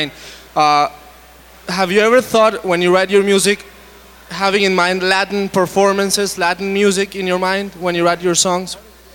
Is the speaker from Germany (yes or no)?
yes; Germany; English is a second language; and I was looking every time for identification points because I'm from Germany.